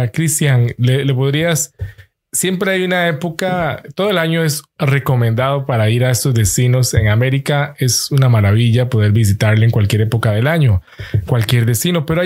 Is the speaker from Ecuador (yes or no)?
yes; Imbabura, Ecuador; Los escuché un ratito, recordé mi tierra. Para los que son oriundos, decimos la palabra de ahí